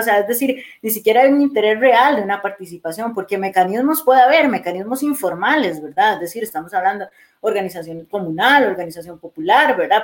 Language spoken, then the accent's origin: Spanish; Costa Rica; Yo soy orgullosa, tica